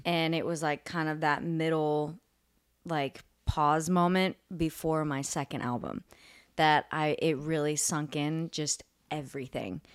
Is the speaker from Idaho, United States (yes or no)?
no; Houston, Texas, United States; now in Nashville, United States; I'm originally from Houston, Texas